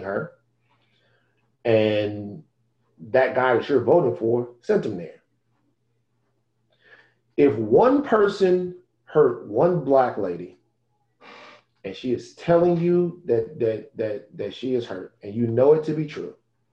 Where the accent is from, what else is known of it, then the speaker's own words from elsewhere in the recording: Baton Rouge, Louisiana, United States; I come from South Baton Rouge, Louisiana